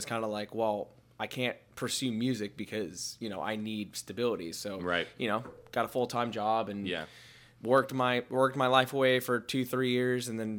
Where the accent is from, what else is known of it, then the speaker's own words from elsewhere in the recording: Connecticut, United States; So, well, I'm originally from Connecticut. I wasn't born here.